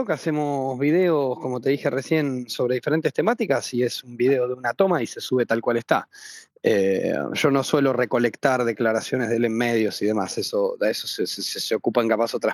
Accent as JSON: {"language": "Spanish", "region": "Buenos Aires", "country": "Argentina", "tie": "born or raised there", "said": "Yo me crié y vivo en la capital eh, y bueno, eh, nada, hago, hago política en todo el país."}